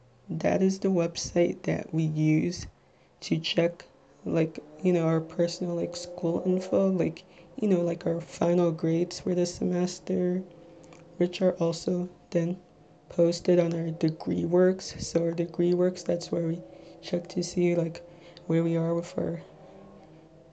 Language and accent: English; Little Ferry, New Jersey, United States; I am from Little Ferry, New Jersey, which, if you're not familiar with, it's in Bergen County, the neighboring town between Hackensack and Teaneck